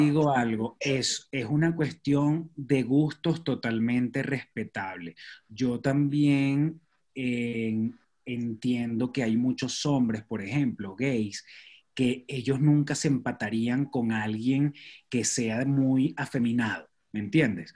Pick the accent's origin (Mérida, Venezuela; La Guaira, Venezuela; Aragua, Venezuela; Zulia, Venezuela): Aragua, Venezuela; Maracay; moved away as an adult; also born or lived in Choroní; now in Mexico; Yo soy de Maracay